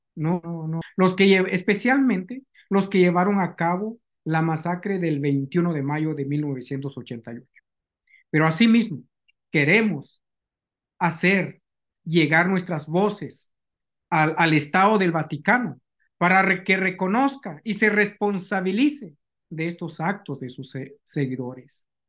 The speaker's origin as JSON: {"language": "Spanish", "country": "Guatemala", "moved": "yes", "said": "utilizó a mi gente como esclavos"}